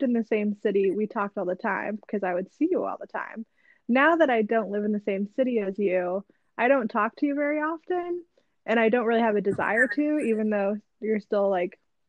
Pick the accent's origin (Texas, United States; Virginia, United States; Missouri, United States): Texas, United States; San Antonio; also born or lived in Atlanta, Georgia; now in Nashville, United States; we're from San Antonio, but I actually currently live in Nashville, Tennessee